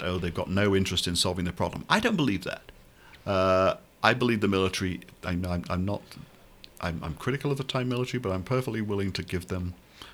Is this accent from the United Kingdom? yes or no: yes; United Kingdom; I come from the United Kingdom of Great Britain and Northern Ireland